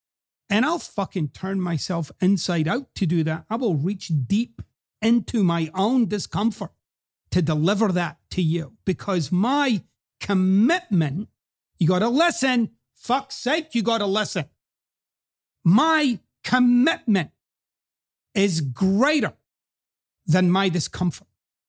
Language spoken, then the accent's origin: English; Scotland, United Kingdom; I've explained about my accent before. And I'm actually very relaxed about it. I'm at peace with it. One of the things that I notice, because, you know, I go back to quote-unquote home, Scotland, every few years.